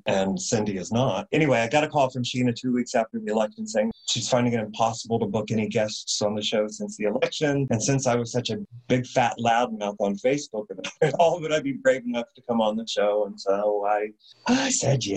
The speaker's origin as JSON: {"language": "English", "region": "Indiana", "country": "United States", "tie": "born or raised there", "moved": "yes", "lives_now": "San Francisco, United States", "said": "I had a film festival in my hometown, home state of Indiana"}